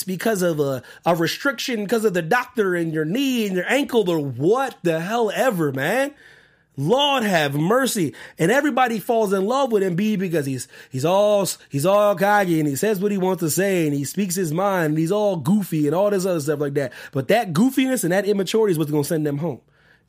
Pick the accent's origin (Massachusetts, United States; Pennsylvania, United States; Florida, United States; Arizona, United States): Pennsylvania, United States; I don't know if it came out of my home state of Pennsylvania